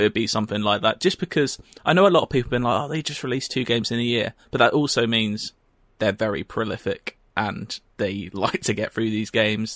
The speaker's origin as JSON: {"language": "English", "country": "United Kingdom", "said": "we're British."}